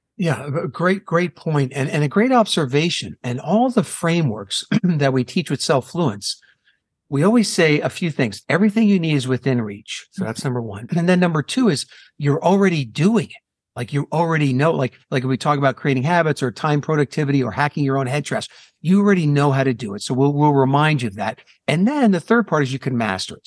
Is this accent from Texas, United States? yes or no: no; New Jersey, United States; now in Phoenix, United States; I'm in Phoenix, Arizona, uh, born and raised in New Jersey